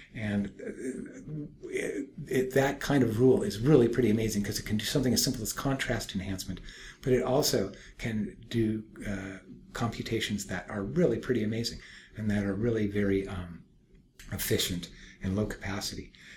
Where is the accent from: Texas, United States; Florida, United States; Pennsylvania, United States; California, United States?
California, United States; Berkeley; I'm from Berkeley